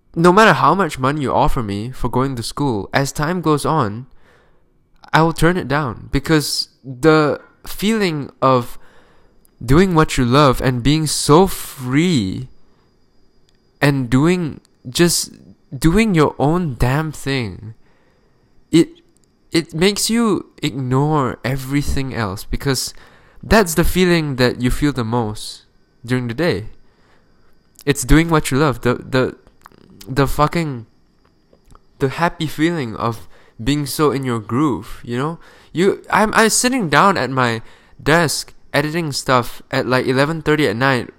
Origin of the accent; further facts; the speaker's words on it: Malaysia; moved away; I'm from Malaysia